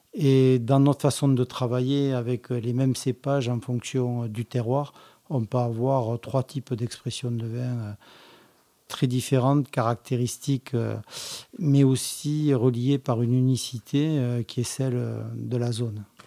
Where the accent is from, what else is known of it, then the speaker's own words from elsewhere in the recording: Languedoc, Occitania, France; also born or lived in Montpellier; je suis originaire du Languedoc, je suis catalan par mon père et lozérien euh, par ma mère